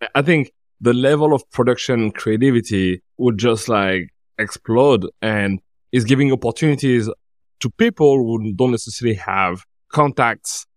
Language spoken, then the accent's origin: English; Paris, Île-de-France, France; I'm from Paris